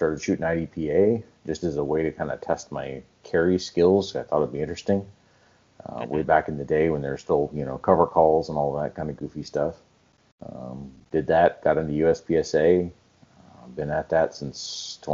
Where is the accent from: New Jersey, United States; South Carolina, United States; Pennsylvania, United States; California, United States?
California, United States; Southern; I was born and raised in Southern California.